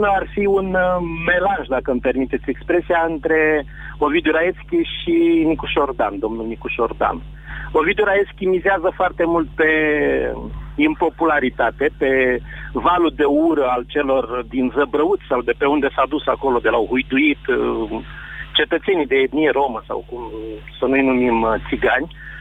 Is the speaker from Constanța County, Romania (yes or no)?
yes; Constanța, Constanța County, Romania; Din Constanța sunt